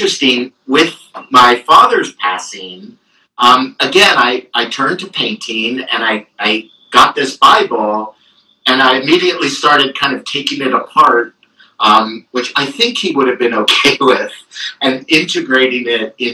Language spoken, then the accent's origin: English; Marin County, California, United States; We were living in Marin County